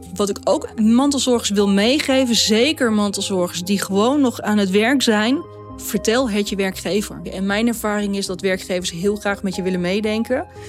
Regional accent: Netherlands; Wij als Nederlanders

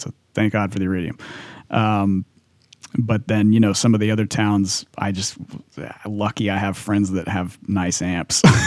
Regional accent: California, United States; I grew up in California

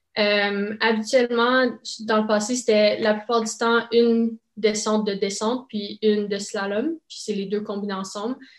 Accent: Saint-Isidore, Ontario, Canada; first language French; J'habite à Saint-Isidore, en Ontario. Donc, c'est vraiment une région euh, complètement francophone. Mes parents sont francophones aussi

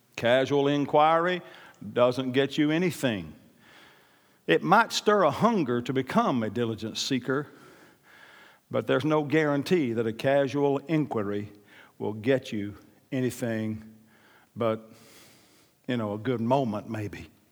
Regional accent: Oklahoma, United States; I'm from Oklahoma

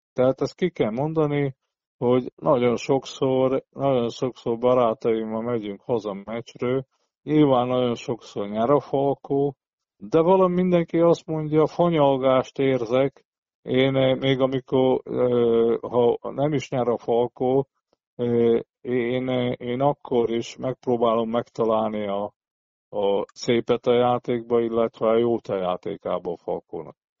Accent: Szombathely, Vas, Hungary; szombathelyi ember vagyok

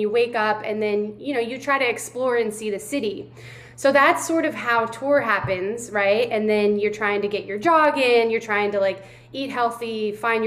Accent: Louisville, Kentucky, United States; moved away; also born or lived in Miami / New York; I'm in Louisville, Kentucky, which is my hometown. It's where I was born and raised

